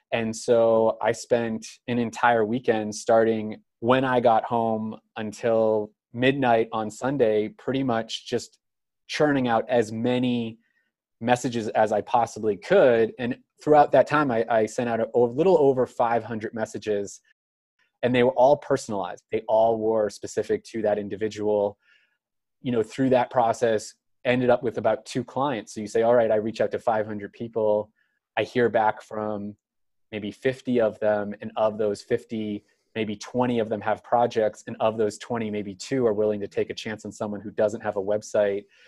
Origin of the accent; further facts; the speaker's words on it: Cape Cod, Massachusetts, United States; I'm from Cape Cod, Massachusetts